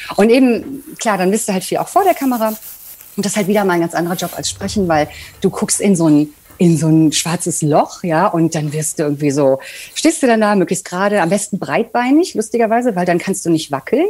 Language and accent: German; Bocholt, North Rhine-Westphalia, Germany; moved away; meiner Heimatstadt Bocholt. Ich komme nämlich eigentlich aus einem Kaff